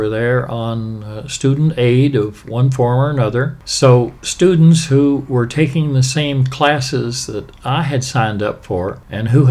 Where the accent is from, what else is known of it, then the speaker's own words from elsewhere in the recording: Appalachia, United States; moved away as an adult; also born or lived in Chicago; now in Washington, D.C., United States; I was a penniless lad from Appalachia